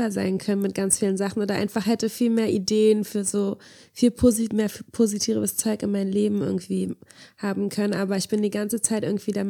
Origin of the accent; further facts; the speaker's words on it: Angola; woher kommst du eigentlich? Und als ich meinte Angola